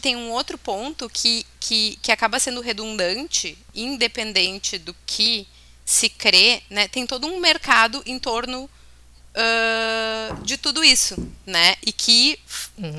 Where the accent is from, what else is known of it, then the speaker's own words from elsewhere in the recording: Bento Gonçalves, Rio Grande do Sul, Brazil; E Santo Antônio ainda é padroeiro da minha cidade natal, né? Bento Gonçalves